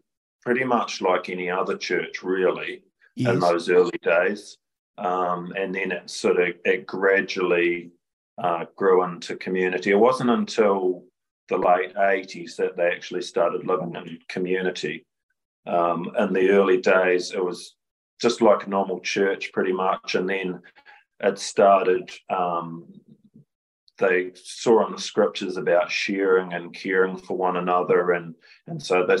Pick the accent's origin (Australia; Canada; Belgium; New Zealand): New Zealand; Gloriavale, West Coast; born or raised there; moved away as an adult; also born or lived in Rangiora, New Zealand / Cust, New Zealand